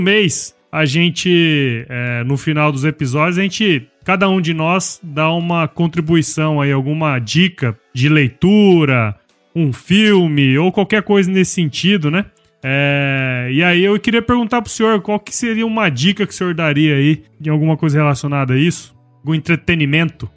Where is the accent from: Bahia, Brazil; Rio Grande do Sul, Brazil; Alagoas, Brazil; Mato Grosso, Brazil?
Mato Grosso, Brazil; Cuiabá; moved away; also born or lived in São Paulo; Eu sou aqui de Mato Grosso